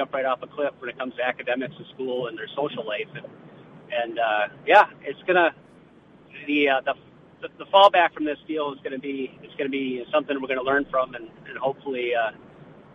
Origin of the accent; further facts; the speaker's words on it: north of Bemidji, northern Minnesota, United States; also born or lived in Brainerd, Minnesota; I grew up hunting in northern Minnesota, up just north of Bemidji